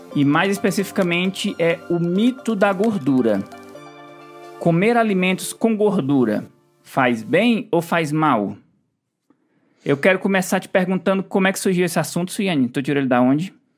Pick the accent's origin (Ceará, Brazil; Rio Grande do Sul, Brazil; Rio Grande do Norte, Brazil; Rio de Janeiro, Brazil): Ceará, Brazil; moved away; a gente, na nossa infância, a gente lá no Ceará morava pertinho